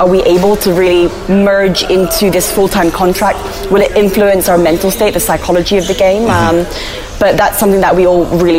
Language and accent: English; Hong Kong; being born and bred in Hong Kong, I don't really speak Cantonese, but I can understand some of the terminologies that they use.